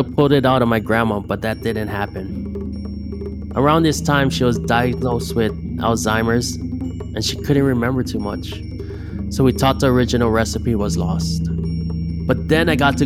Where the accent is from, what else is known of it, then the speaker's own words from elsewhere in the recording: Big Island, Hamakua Coast, Hawaii, United States; I grew up on the Big Island on the Hamakua Coast.